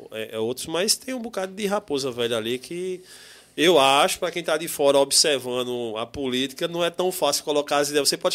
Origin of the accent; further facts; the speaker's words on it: João Pessoa, Paraíba, Brazil; Sou de João Pessoa, do bairro de Jaguaribe. Ali do lado, aqui em Jaguaribe.